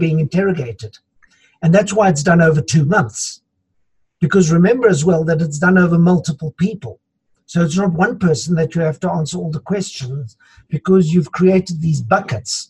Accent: South Africa; we're also a country of immigrants. So I come from Dutch heritage.

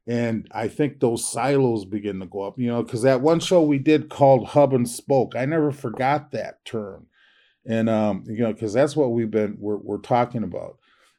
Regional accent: Minneapolis, Minnesota, United States; I grew up in North Minneapolis in the projects

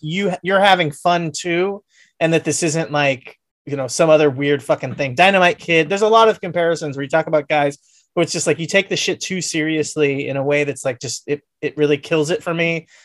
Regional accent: Southern California, United States; I'm from Southern California

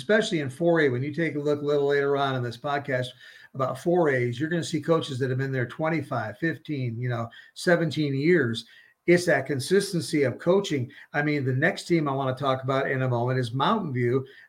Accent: Danbury, Connecticut, United States; moved away; I grew up in Danbury, Connecticut

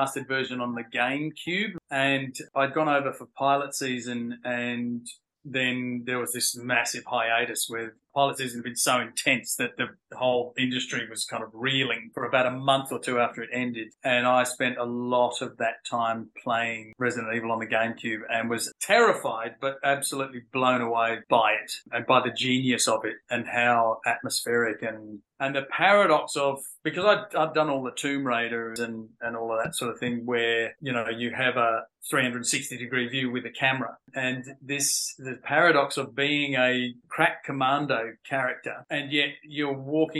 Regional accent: Australia; also born or lived in London, United Kingdom; I moved to Australia when I was 10 from London

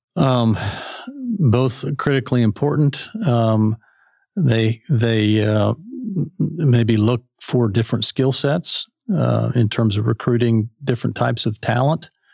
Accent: Fargo, North Dakota, United States; moved away as an adult; also born or lived in East Central Kansas; now in Arkansas, United States; I grew up in Fargo

